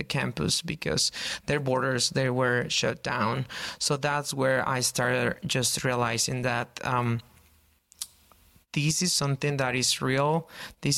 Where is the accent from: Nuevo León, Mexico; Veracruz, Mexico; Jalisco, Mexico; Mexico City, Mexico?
Nuevo León, Mexico; Monterrey; English is a second language; moved away as an adult; now in Portland, United States; I'm from Mexico. I'm from the north of Mexico, a city called Monterrey.